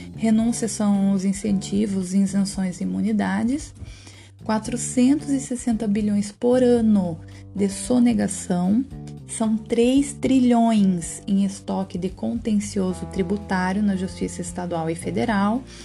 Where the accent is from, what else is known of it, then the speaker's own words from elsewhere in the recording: Paraná, Brazil; Nascido e criado no Paraná